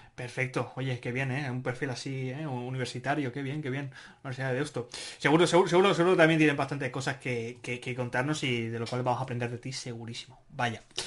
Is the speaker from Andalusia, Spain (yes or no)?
no; Barcelona, Catalonia, Spain; soy de Barcelona